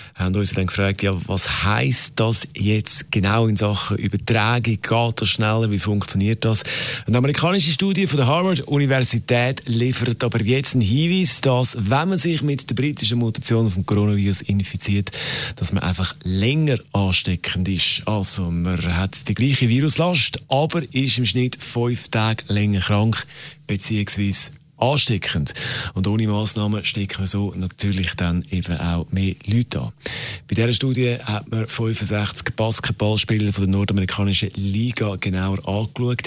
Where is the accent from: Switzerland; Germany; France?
Switzerland; bei uns in der Schweiz